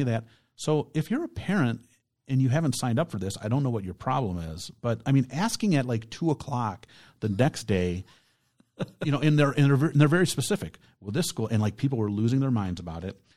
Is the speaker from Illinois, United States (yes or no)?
yes; Palatine, Illinois, United States; now in Brownstown Township, United States; where I grew up in, in Palatine, Illinois